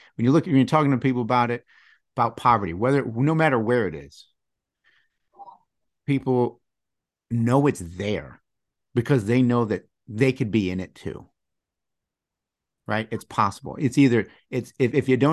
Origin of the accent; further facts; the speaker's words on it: Michigan, United States; I grew up in Michigan